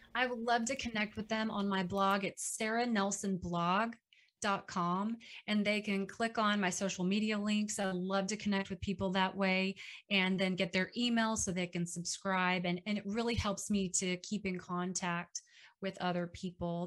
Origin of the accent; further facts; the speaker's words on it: Dallas, Texas, United States; now in Waco, United States; up in Dallas. Uh, fortunately, that's my hometown, so my family was there